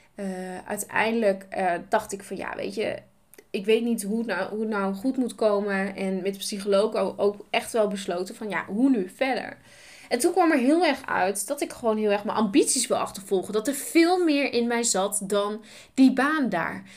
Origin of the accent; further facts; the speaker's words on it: Nijeveen, Drenthe, Netherlands; Ik ben geboren in Nijveen. Ik ben opgegroeid met twee broers